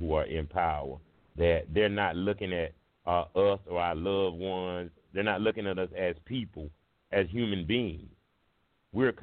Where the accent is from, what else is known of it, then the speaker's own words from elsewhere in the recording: United States; I'm from Baptist Hill. I grew up with Mailbox